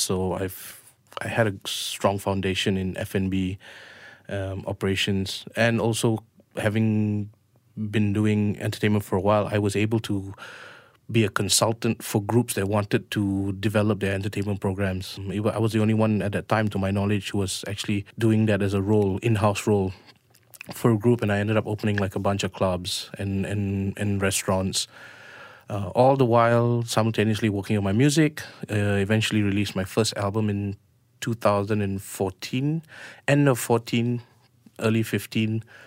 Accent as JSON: {"language": "English", "country": "Malaysia", "said": "we're Malaysian Indians"}